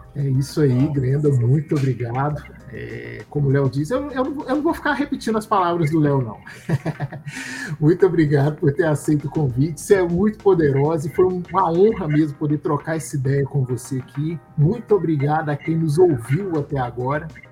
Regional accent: Belo Horizonte, Minas Gerais, Brazil; Nós crescemos juntos no Cabana

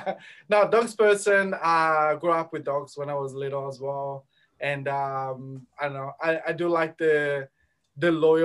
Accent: Italy; now in Australia; as soon as I became actually Aussie

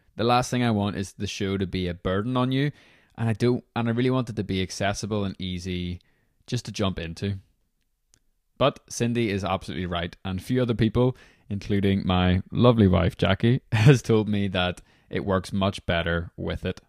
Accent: Belfast, Northern Ireland, United Kingdom; I'm from Belfast, Northern Ireland

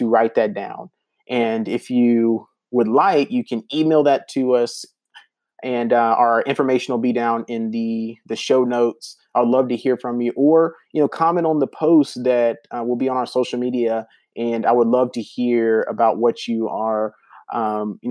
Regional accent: the South, United States; moved away; I grew up in the South

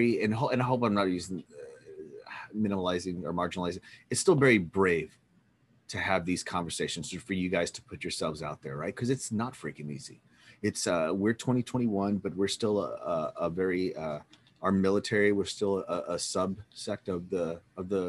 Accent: Texas, United States; I'm from Texas

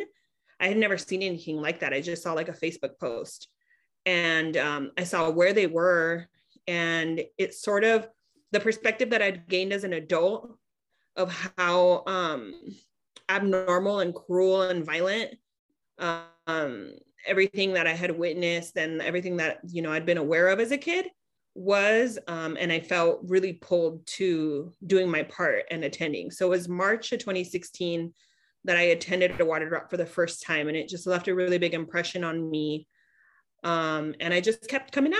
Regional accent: Imperial Valley, California, United States; I'm actually from the Imperial Valley. So I'm from the desert region that we support with supplies

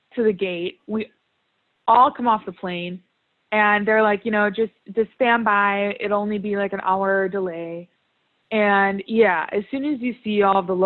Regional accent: Wisconsin, United States; I drove from my hometown

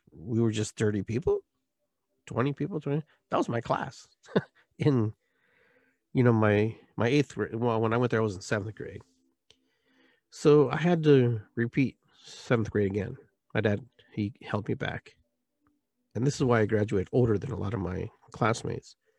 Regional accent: Lima, Peru; moved away; I was born in Peru, Lima, twelve P M, high noon, nineteen sixty-six

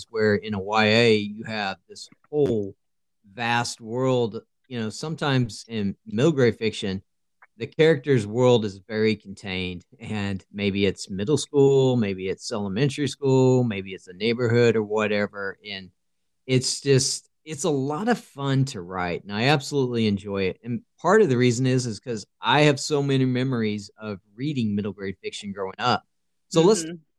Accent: Oklahoma, United States; I'm from Oklahoma.

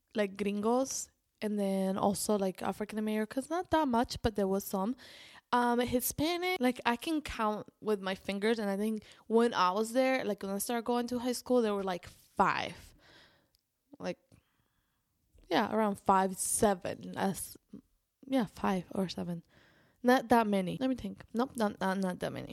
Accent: Spain; I was raised in Spain

